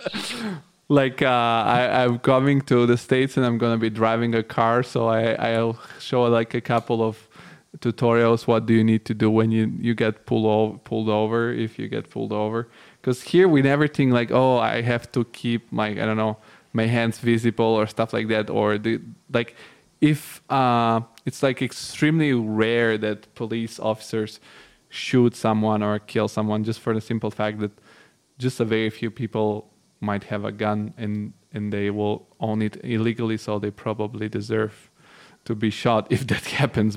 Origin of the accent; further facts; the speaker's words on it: Bulgaria; I'm originally from Bulgaria, which is an Eastern European country, and I was born in the '90s